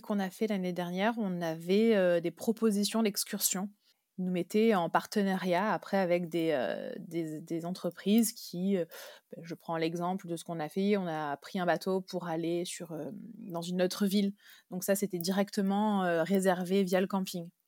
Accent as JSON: {"language": "French", "region": "Brittany", "country": "France", "tie": "born or raised there", "said": "je suis née en Bretagne"}